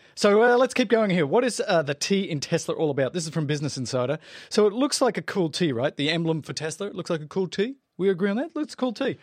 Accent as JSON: {"language": "English", "country": "South Africa", "accent": "South African", "said": "my South African accent"}